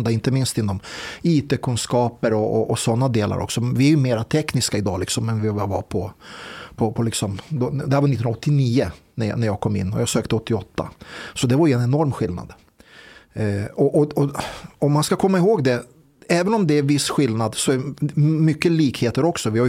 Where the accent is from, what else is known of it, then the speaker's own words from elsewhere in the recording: Serbia; Nej, det var jag som sa det. Jag är själv en serb.